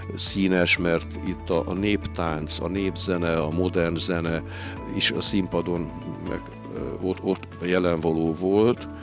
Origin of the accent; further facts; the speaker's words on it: Bodajk, Fejér, Hungary; also born or lived in Iszkaszentgyörgy / Fehérvárcsurgó; a Bodajkon, ahon, ahonnan jöttem, ahonnan származom